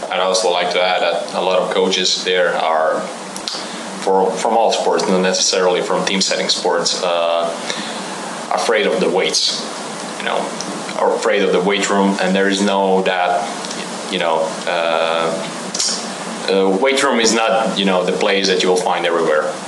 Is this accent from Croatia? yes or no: yes; Croatia; English is a second language; moved away as an adult; I come from Croatia, Europe.